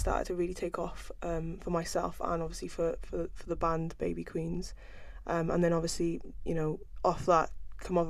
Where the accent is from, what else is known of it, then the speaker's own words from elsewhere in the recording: Cardiff, Wales, United Kingdom; also born or lived in London; I was born and bred in Cardiff